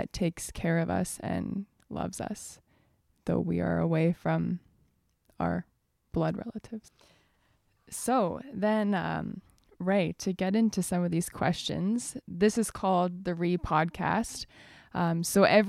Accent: Edmonton, Alberta, Canada; now in Fraser Valley, Canada; I come from Edmonton, Alberta. So that's where most of my family is

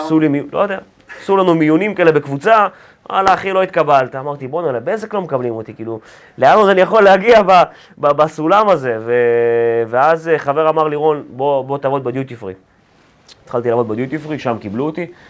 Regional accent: Ramat Gan, Tel Aviv District, Israel; also born or lived in Ukraine / Belarus / Pardes Katz, Bnei Brak; גרתי שם בערך עד כיתה ה', עד גיל עשר. אה, כשהייתי בן עשר, משפחה, ההורים שלי התגרשו ועברתי לרמת גן

